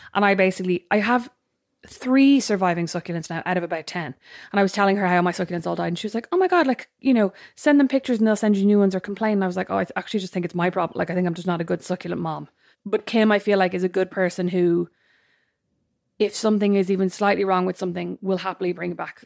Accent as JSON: {"language": "English", "country": "Ireland", "said": "we're Irish"}